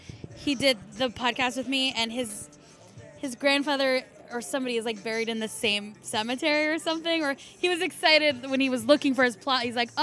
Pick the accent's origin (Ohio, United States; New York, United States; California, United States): California, United States; San Diego; now in Arizona, United States; I'm originally from San Diego, and it's fun to go out there